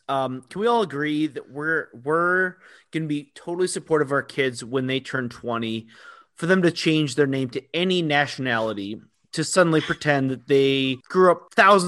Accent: Balearic Islands, Spain; I'm from Mallorca.

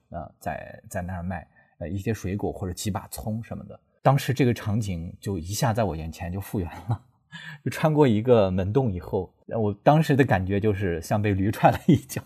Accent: Lanzhou, Gansu, China; also born or lived in Yutian, Hotan, Xinjiang; 我是在新疆的和田地区的于田县出生的，啊，就是在昆仑脚下的，山脚下的一个地方。然后后来在十岁的时候来到了兰州，那兰州其实也是我的老家，啊，然后一直在兰州生活到现在，嗯，基本上活动范围一直是在西北

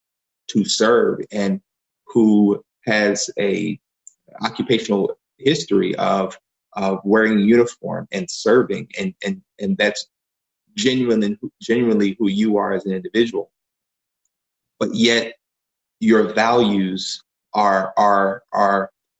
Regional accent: Philadelphia, Pennsylvania, United States; I grew up in Germantown here in Philadelphia

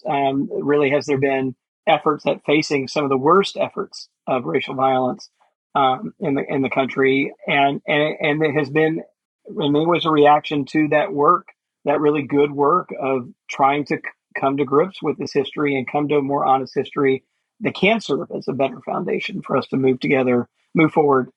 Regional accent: Jackson, Mississippi, United States; So I grew up in Jackson

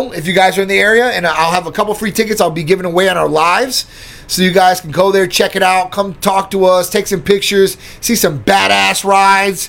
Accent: Midwest, United States; I'm from the Midwest, too, myself

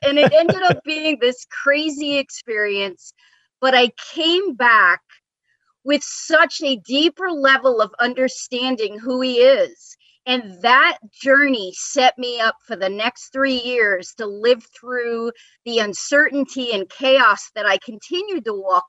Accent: New York, United States; moved away as an adult; also born or lived in Florida; now in Atlanta, United States; I grew up in New York

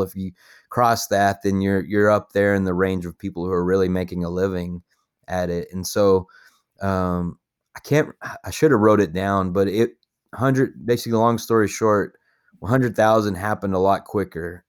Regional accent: Paducah, Texas, United States; also born or lived in Lubbock, Texas; I grew up in a little town, um, called Paducah, Texas, which is kinda out in the middle of nowhere, and it's, like, two hours east of Lubbock

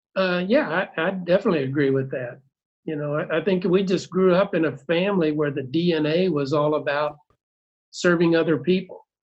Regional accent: Cape Girardeau, Missouri, United States; we grew up in uh, Cape Girardeau

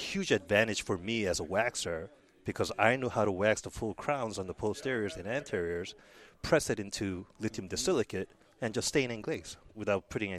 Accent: New York, United States; I grew up in New York

